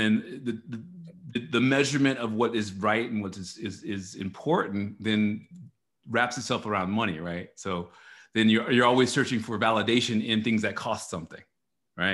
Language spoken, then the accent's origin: English; Dallas, Texas, United States; also born or lived in New Orleans; now in Austin, United States; I was born and raised in Texas, in Dallas, Texas